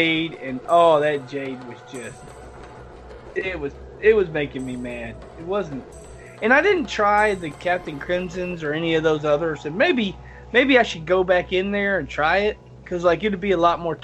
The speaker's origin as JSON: {"language": "English", "region": "the South", "country": "United States", "said": "I'm from the South"}